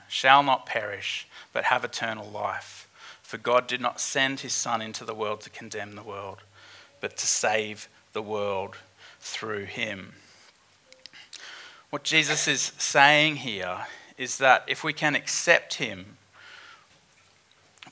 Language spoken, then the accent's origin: English; Queensland, Australia; as a Queenslander